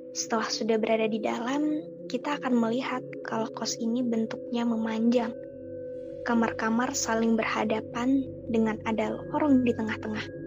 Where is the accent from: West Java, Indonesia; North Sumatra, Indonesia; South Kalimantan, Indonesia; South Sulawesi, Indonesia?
South Kalimantan, Indonesia; Banjarmasin; now in Bandung, Indonesia; Mahasiswa angkatan 2017 salah satu universitas yang ada di Bandung. Asalku dari Banjarmasin.